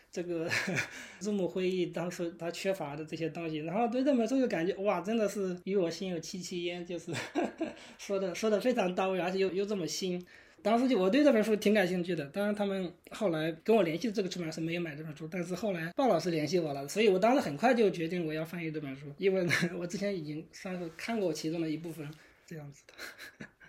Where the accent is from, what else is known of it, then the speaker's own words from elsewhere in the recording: Shandong, China; moved away as an adult; now in United States; 我是山东人嘛